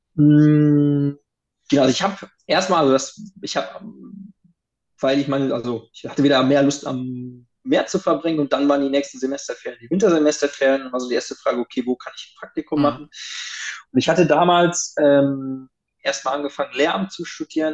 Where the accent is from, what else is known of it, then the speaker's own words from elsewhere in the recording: Rhineland, Germany; ich komme aus dem, Rhein, aus dem Rheinland. Mhm. Das heißt, ich bin mit Kölsch groß geworden.